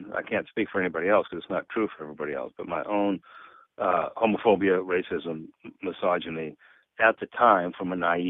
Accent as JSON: {"language": "English", "town": "Seattle", "region": "Washington", "country": "United States", "tie": "born or raised there", "said": "my story of growing up on Capitol Hill, which is a very hip progressive place now in Seattle."}